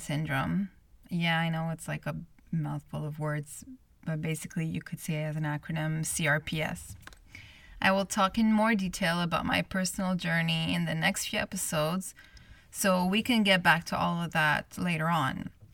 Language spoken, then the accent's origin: English; Montreal, Quebec, Canada; I'm born and raised in Montreal, Canada, where this podcast is based